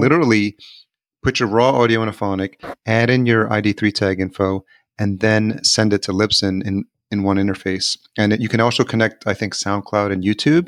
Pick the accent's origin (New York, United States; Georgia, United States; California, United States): New York, United States; Yonkers; I grew up in Yonkers.